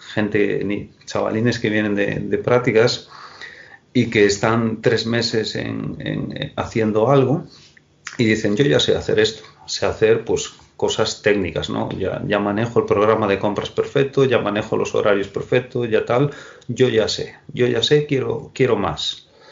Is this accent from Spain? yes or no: yes; Moaña, Galicia, Spain; la gente de, de, de, Moaña, de mi, de, mi pueblo, me conoce todo el mundo